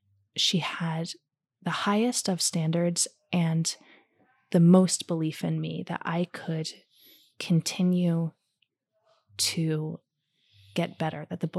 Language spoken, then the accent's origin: English; New Jersey, United States; moved away; also born or lived in New York; I'm from Jersey originally.